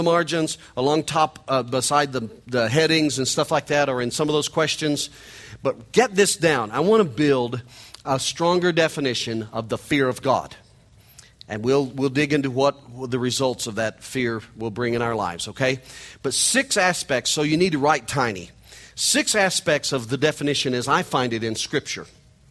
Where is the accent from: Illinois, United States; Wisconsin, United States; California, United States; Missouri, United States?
Missouri, United States; accent: nasal hillbilly twang; I'm from Missouri. I'm a hillbilly from Missouri. You can hear it in my nasal hillbilly twang.